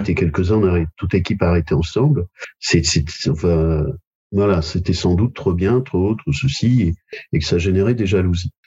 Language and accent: French; Royan, Nouvelle-Aquitaine, France; moved away; also born or lived in Paris / Bordeaux; je suis originaire de Royan